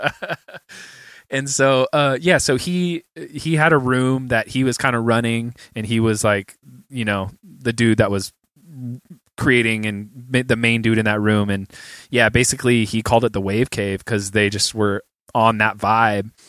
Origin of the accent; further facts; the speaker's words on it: San Jose, California, United States; moved away as an adult; now in Los Angeles, United States; I'm from the Bay